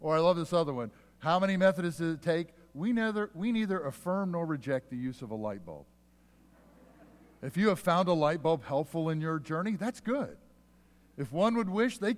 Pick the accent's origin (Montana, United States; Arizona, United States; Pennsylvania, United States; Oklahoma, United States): Pennsylvania, United States; where I grew up in Pennsylvania